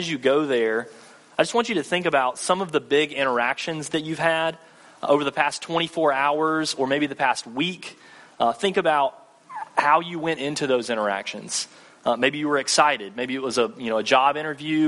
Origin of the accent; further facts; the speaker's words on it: Thomasville, Georgia, United States; moved away as an adult; also born or lived in Mississippi; now in Tallahassee, United States; I'm actually from Thomasville, which is just north of Tallahassee, Thomasville, Georgia, about 40 minutes north